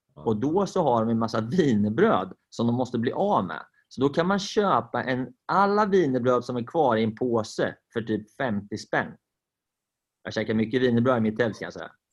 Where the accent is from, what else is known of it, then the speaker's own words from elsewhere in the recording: Sweden; Vi är ju svenskar